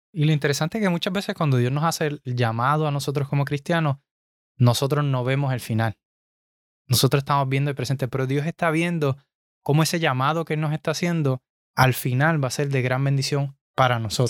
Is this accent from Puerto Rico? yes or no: yes; Puerto Rico; moved away as an adult; now in United States; yo soy de Puerto Rico. Eh, nacido y criado allá